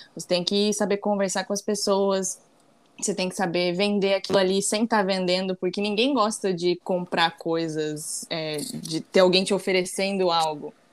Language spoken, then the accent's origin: Portuguese; Santa Catarina, Brazil; now in Rio de Janeiro, Brazil; eu moro no Rio, mas eu sou de Santa Catarina. Então toda a minha família está lá em Santa Catarina